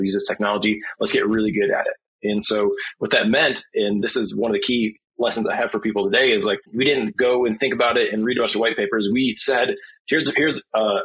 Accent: Flint, Michigan, United States; I'm from Flint, Michigan, so we have a lot of history of automotive industry

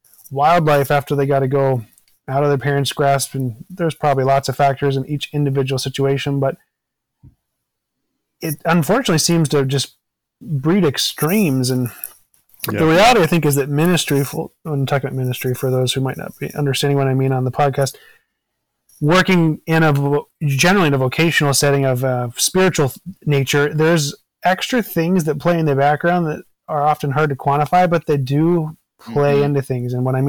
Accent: Maryland, United States; also born or lived in Virginia; now in Wisconsin, United States; I've lived in 10 states and I grew up in Maryland and Virginia.

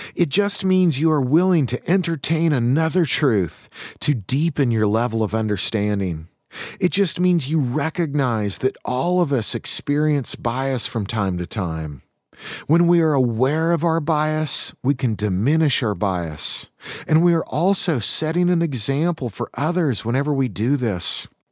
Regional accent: Eastern Washington, United States; I come from Eastern Washington.

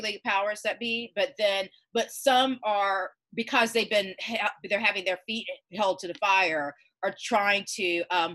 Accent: Georgia, United States; I'm born and raised in Georgia

